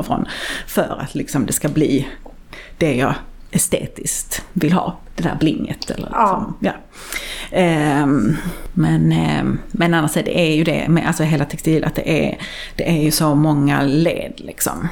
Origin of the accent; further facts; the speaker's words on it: Sweden; man är ju uppvuxen i Sverige och har liksom hela det eh, skandinaviska minimalistiska arvet